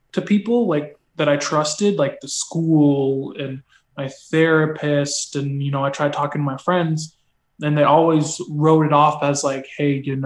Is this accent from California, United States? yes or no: yes; Menifee, California, United States; moved away as an adult; now in Los Angeles, United States